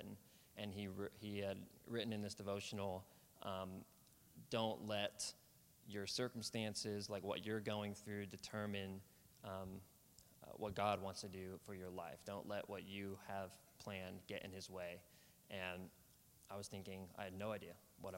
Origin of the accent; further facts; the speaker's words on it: Olathe, Kansas, United States; moved away as an adult; now in Oklahoma, United States; I'm from Kansas City, a suburb of Olathe, Kansas, on the Kansas side of Kansas City. Grew up on the Missouri side, moved to the Kansas side when I was 5 or 6